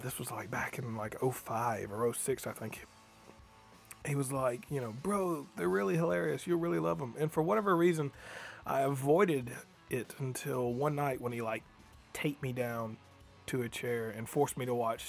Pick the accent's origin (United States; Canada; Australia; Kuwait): United States; Booneville, Mississippi; growing up in Boonville, Mississippi